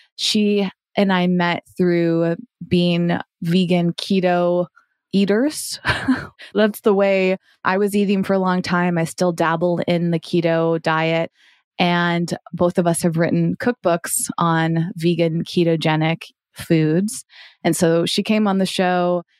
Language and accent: English; Massachusetts, United States; growing up in Massachusetts